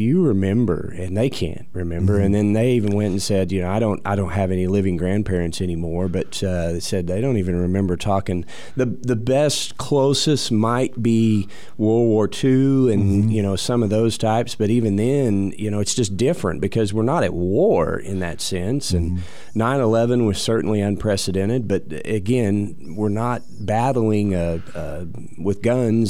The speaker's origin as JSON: {"language": "English", "town": "Rush Springs", "region": "Oklahoma", "country": "United States", "tie": "born or raised there", "said": "I grew up in Rush Springs, Oklahoma"}